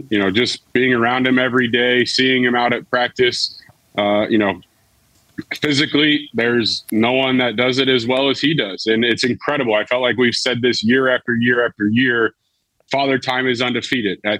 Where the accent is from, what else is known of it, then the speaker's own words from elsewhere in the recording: Cincinnati, Ohio, United States; moved away as an adult; also born or lived in Notre Dame, Indiana; growing up in Cincinnati, it's pop.